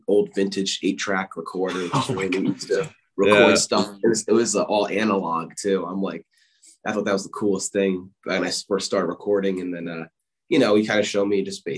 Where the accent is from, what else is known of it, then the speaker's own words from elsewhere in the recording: Whippany, New Jersey, United States; I grew up in a small town, Whippany, in northern New Jersey